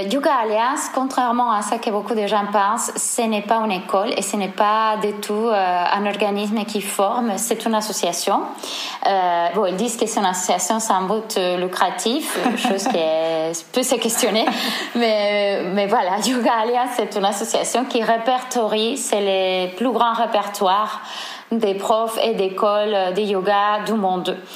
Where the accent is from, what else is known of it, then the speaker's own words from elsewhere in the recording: Seville, Andalusia, Spain; French is a second language; moved away as an adult; now in Marseille, France; mon accent, je suis espagnole, je viens de Séville. Euh, je suis arrivée en France en 2013. Euh, je vis à Marseille actuellement depuis 2013.